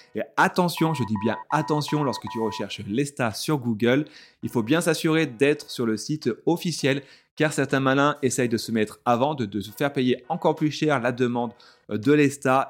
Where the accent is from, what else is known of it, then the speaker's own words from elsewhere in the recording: France; je suis français